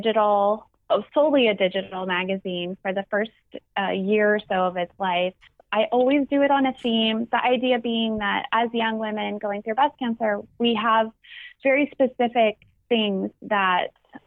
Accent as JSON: {"language": "English", "area": "near Santa Cruz", "region": "California", "country": "United States", "tie": "born or raised there", "lives_now": "Santa Cruz, United States", "said": "I grew up about only maybe 15 miles actually from Santa Cruz."}